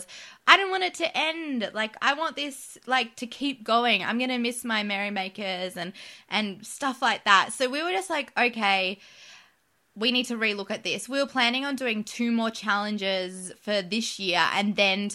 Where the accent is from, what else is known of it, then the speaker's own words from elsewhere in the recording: Canberra, Australian Capital Territory, Australia; we live in Canberra and we grew up in Canberra.